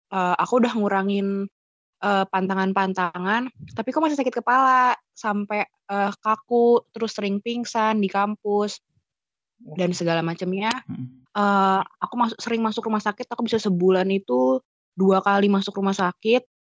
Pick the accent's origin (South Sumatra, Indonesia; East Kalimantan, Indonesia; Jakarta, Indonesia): Jakarta, Indonesia; also born or lived in Yogyakarta; memutuskan untuk balik uh, ke Jakarta daerah asal aku karena kan di, itu semua terjadi di Jogja dan di Jogja itu aku sendirian